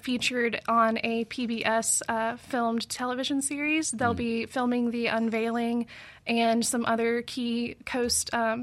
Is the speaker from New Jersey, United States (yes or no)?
no; Madison County, Mississippi, United States; also born or lived in Kentucky; I am from Mississippi. I grew up in Madison County.